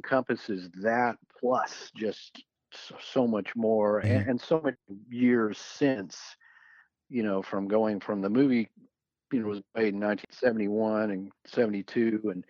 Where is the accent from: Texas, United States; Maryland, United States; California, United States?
Texas, United States; Fort Worth; also born or lived in Dallas, Texas; I was born in Fort Worth, Texas.